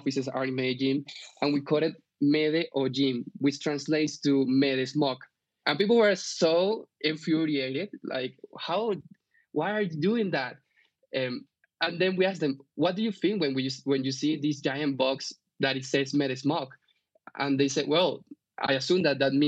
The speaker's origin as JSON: {"language": "English", "country": "Venezuela", "also_born_or_lived": "Bogota, Colombia", "moved": "yes", "lives_now": "Colombia", "said": "I'm from Venezuela originally, although I live here in Colombia since 7 years ago"}